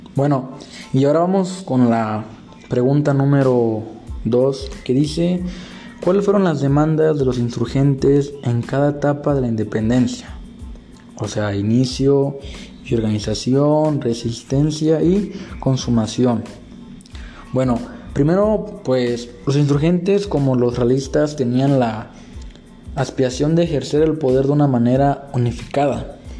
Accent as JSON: {"language": "Spanish", "country": "Mexico"}